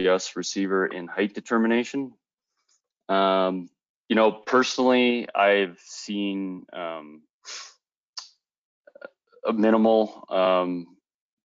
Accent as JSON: {"language": "English", "country": "Canada", "said": "I am Canadian"}